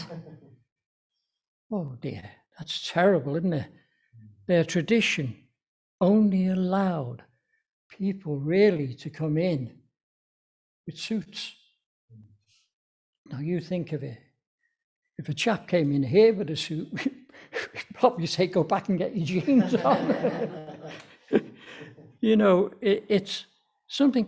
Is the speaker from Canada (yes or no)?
no; Liverpool, North West England, United Kingdom; we've come down from Liverpool.